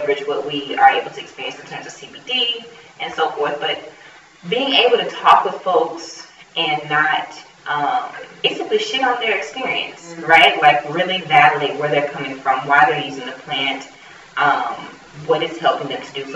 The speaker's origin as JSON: {"language": "English", "country": "United States", "said": "as an American"}